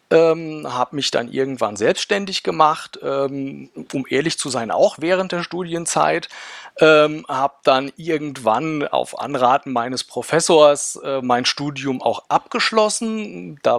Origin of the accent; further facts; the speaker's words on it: Rhineland-Palatinate, Germany; ich komme aus dem schönen Rheinhessen, äh, wohne ein bisschen südlich von Mainz, für den Leuten, denen es nichts sagt, äh, im schönen Schwabsburg, kleiner Ort äh, hier am Rhein.